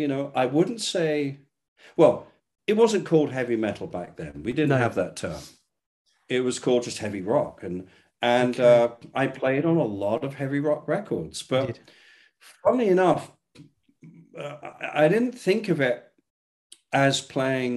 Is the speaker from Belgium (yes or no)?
no; England, United Kingdom; moved away as an adult; also born or lived in Los Angeles, United States; I'm English